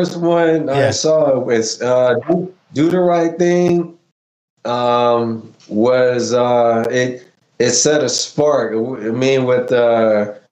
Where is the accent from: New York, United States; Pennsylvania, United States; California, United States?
California, United States; Pasadena; also born or lived in Mississippi; Born in Mississippi and raised in Pasadena, California